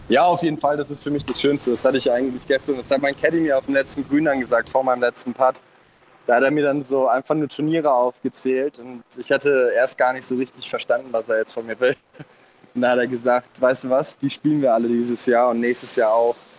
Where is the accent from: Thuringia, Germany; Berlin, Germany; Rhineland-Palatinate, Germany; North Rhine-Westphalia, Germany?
North Rhine-Westphalia, Germany; Cologne; mit unserer kölschen, kölschen Art